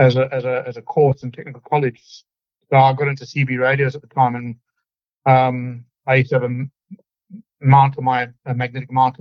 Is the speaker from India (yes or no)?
no; Zimbabwe; moved away as an adult; also born or lived in United Kingdom; now in Victoria, Australia; I actually grew up in Zimbabwe, which was formerly Rhodesia for the people over 50